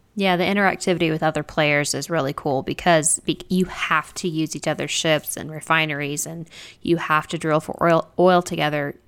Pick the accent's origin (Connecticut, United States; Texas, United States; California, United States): Texas, United States; I'm from Texas